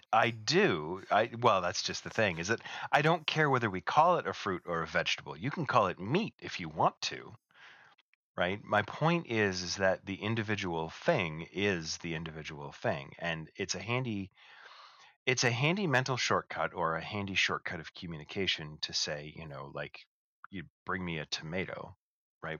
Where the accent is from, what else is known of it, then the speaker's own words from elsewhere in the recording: Canada; we're both Canadian